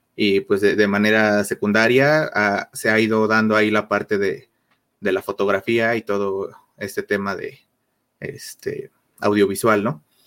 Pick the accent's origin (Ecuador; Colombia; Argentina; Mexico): Mexico; Mexico City; soy, soy de aquí de México, de la Ciudad de México, precisamente